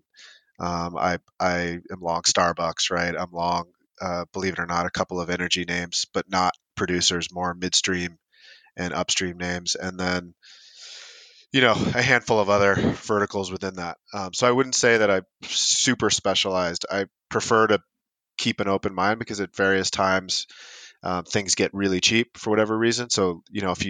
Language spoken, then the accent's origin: English; San Diego, California, United States; I grew up in San Diego, California